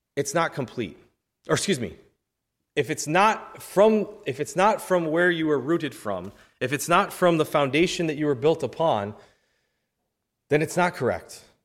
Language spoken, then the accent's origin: English; New York, United States; I'm from New York